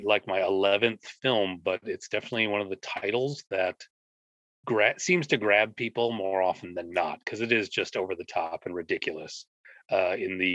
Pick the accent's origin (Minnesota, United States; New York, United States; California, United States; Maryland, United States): Minnesota, United States; I'm from Minnesota, and there's a lot of standing water here, lots of lakes